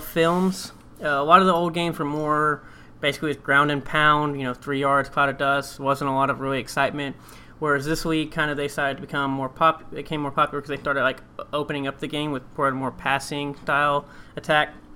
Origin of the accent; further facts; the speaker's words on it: Texas, United States; growing up in Texas